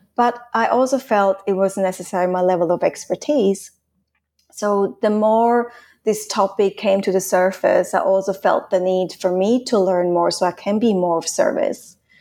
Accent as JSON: {"language": "English", "country": "Switzerland", "tie": "born or raised there", "also_born_or_lived": "Australia / Hong Kong", "first_language": "Swiss German", "second_language": "English", "moved": "as an adult", "lives_now": "Spain", "said": "I'm Swiss. I'm from Switzerland. I grew up in Switzerland till I stayed there till I was nineteen"}